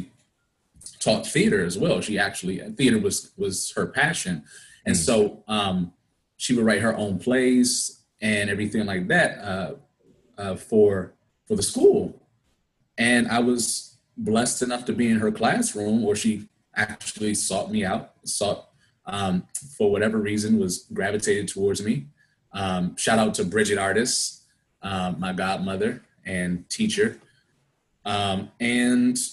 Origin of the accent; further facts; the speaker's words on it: Suitland, Maryland, United States; also born or lived in Anacostia, Washington, D.C.; I am from Prince George's County, Maryland, by way of 15th Place, Southeast, Anacostia, D.C.